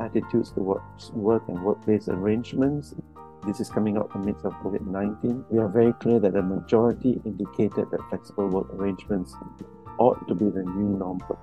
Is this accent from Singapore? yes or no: yes; Singapore; me being from Singapore, going over to Sweden